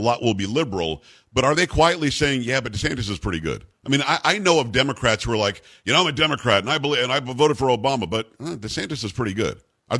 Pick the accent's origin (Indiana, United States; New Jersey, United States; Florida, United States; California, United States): Florida, United States; South; now in Texas, United States; Well, I grew up in South Florida, so I didn't deal with it too much, but I did spend a little bit of time in Tallahassee.